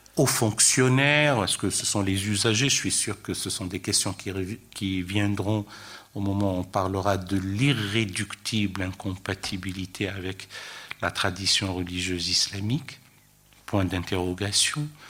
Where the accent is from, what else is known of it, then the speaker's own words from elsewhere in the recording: France; chez nous, en France